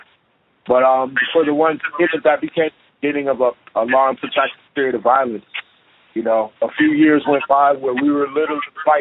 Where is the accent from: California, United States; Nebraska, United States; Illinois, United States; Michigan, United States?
Illinois, United States; Chicago; now in Portland, United States; growing up in Chicago